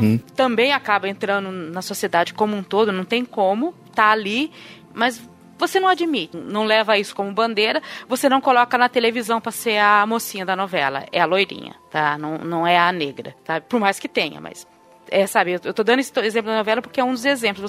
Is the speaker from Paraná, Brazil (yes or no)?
yes; interior of Paraná, Brazil; now in São Paulo, Brazil; Eu sou do interior do Paraná, de uma cidade que tinha muito italiano e ucraniano e poucos negros.